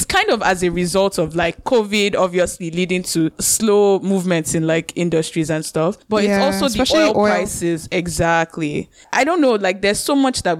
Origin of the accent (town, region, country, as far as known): Nigeria; moved away